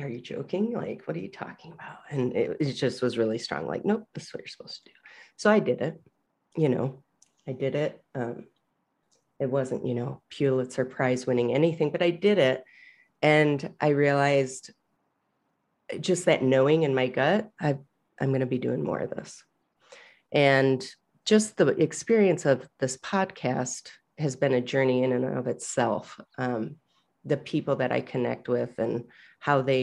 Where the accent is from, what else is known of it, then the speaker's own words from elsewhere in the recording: Michigan, United States; I grew up in Michigan